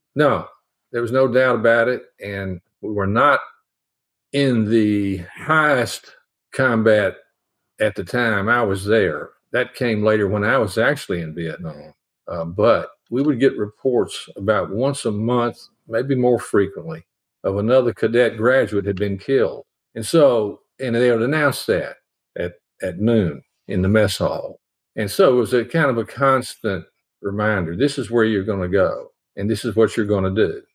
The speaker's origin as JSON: {"language": "English", "town": "Nashville", "region": "Tennessee", "country": "United States", "tie": "born or raised there", "said": "I grew up in Nashville"}